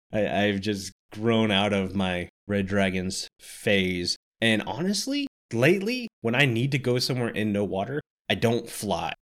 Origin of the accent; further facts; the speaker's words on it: Florida, United States; I grew up in Florida